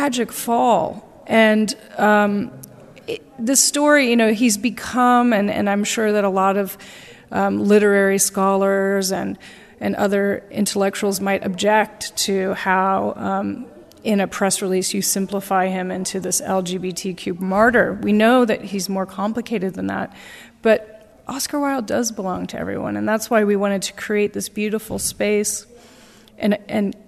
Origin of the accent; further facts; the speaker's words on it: United States; I'm American